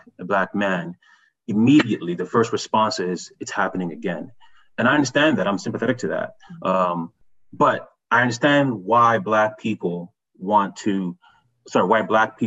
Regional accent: Ghana; also born or lived in Montreal, Canada; now in Canada; And we're from Ghana.

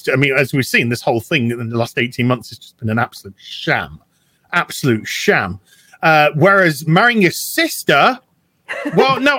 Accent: United Kingdom; I'm British

